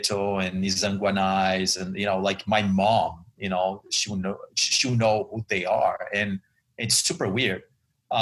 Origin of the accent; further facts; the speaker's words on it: São Paulo, Brazil; now in United States; I am originally from Brazil. I was born and raised in São Paulo